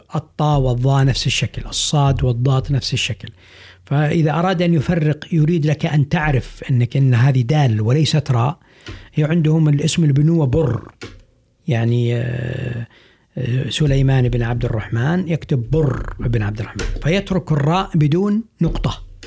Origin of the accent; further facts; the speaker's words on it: Saudi Arabia; عندنا في السعودية